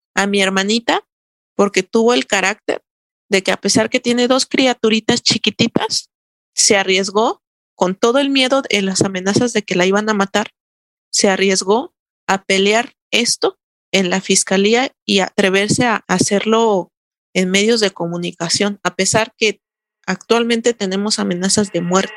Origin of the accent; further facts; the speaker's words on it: Santo Domingo Tonalá, Oaxaca, Mexico; Mi pueblo se llama Santo Domingo Tonalá, Oaxaca.